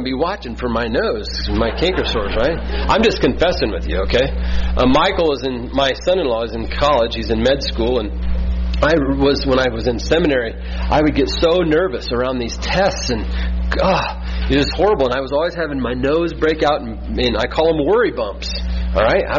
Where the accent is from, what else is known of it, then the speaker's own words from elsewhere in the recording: Midwest, United States; We're from the Midwest